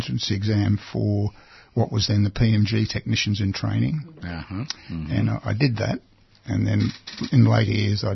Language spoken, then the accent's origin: English; Melbourne, Victoria, Australia; I was brought up in Hawthorne East, which was, I guess, the working class part